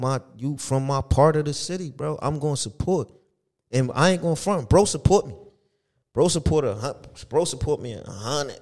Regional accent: Elizabeth, New Jersey, United States; I'm from Elizabeth

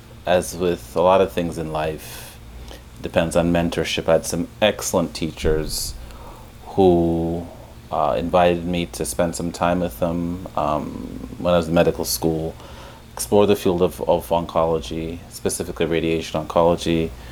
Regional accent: Jamaica; also born or lived in London, United Kingdom; now in Chicago, United States; So I was born in London, grew up in Jamaica, on a farm in Jamaica.

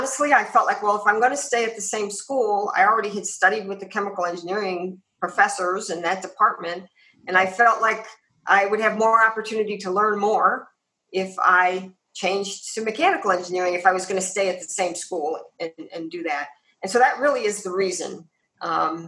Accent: Cleveland, Ohio, United States; now in Arizona, United States; grew up outside of Cleveland

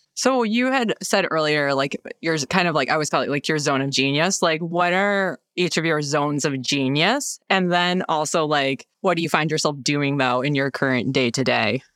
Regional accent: upstate New York, United States; moved away; I grew up in a small town in upstate New York

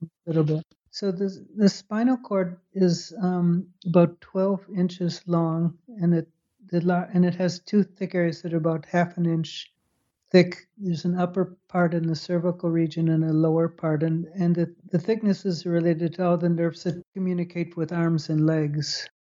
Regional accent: Chicago, Illinois, United States; moved away as an adult; also born or lived in Purdue, Indiana / Baltimore / Holland / Scotland; I grew up in Chicago.

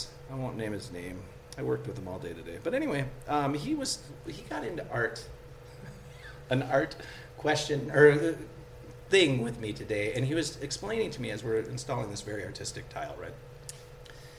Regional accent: Elk River, Minnesota, United States; We grew up in Elk River

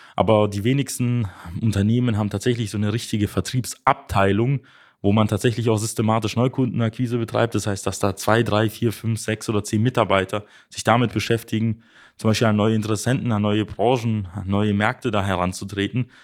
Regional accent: Germany; bei uns in Deutschland

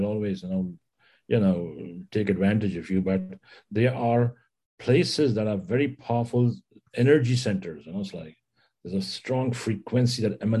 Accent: New Delhi, Delhi, India; New Delhi.

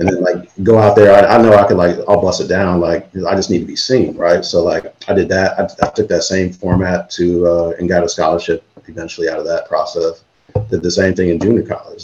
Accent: Illinois, United States; I'm from Illinois and grew up going to Sox games

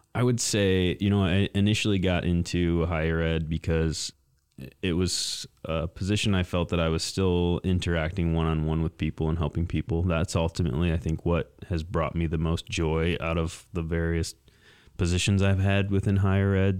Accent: Mason, Michigan, United States; also born or lived in East Lansing, Michigan; I'm a Lansing native. I grew up in Mason, um, just about twenty miles south of here.

